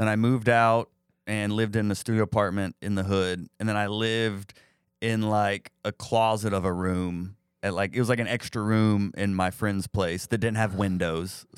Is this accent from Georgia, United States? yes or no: yes; outside of Atlanta, Georgia, United States; also born or lived in Rome, Georgia; I'm from like outside of Atlanta. Like, okay. I was born there, but yeah, I started comedy in Atlanta and stayed there.